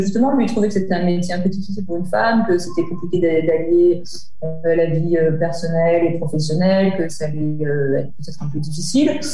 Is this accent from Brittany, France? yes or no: no; Lyon, Auvergne-Rhône-Alpes, France; je suis lyonnaise, donc j'ai passé mon bac